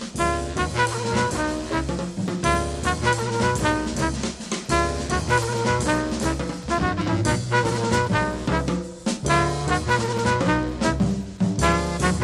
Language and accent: English; Montreal, Quebec, Canada; also born or lived in New York, United States; now in Vancouver, Canada; I grew up in Montreal in New York